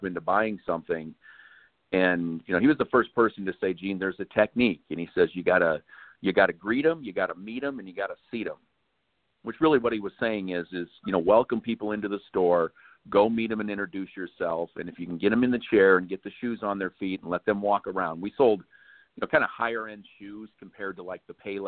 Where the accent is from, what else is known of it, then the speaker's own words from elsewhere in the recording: Sioux City, Iowa, United States; moved away; my hometown in Sioux City, Iowa